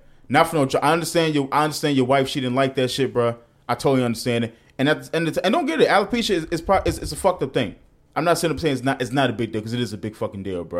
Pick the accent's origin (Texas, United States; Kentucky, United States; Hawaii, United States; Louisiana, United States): Texas, United States; That's just how I roll. I'm from Texas.